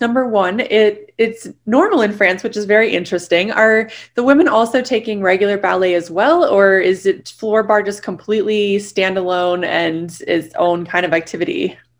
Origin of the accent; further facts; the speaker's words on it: San Diego, California, United States; moved away; also born or lived in New York City; I grew up in San Diego where I started my life and then moved to New York City.